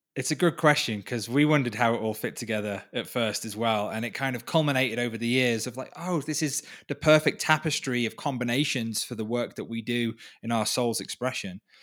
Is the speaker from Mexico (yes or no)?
no; Wales, United Kingdom; moved away as an adult; now in Peru; I was from Wales, from the U K